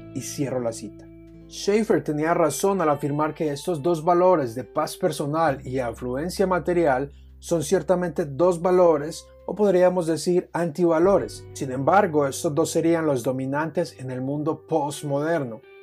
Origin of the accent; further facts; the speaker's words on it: Colombia; mi país, Colombia